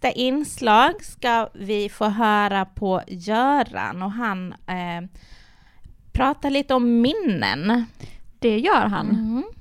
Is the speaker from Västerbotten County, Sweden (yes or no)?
no; Sölvesborg, Blekinge, Sweden; Jag är från Blekinge, jag är från Sölvesborg